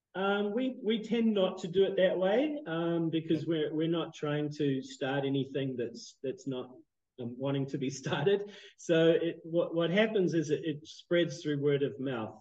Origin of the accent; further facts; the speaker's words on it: New Zealand; moved away as an adult; also born or lived in Canada; now in Phnom Penh, Cambodia; I was born in Canada, but um, grew up in New Zealand. You can probably hear that that strange accent.